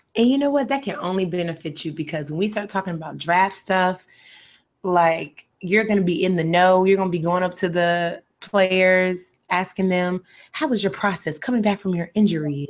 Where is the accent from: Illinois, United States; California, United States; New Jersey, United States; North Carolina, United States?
North Carolina, United States; I'm from North Carolina